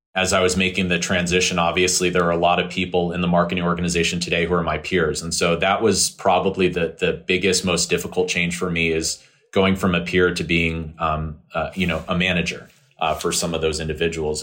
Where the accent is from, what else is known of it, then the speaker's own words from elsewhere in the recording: California, United States; moved away as an adult; move back to my home state of California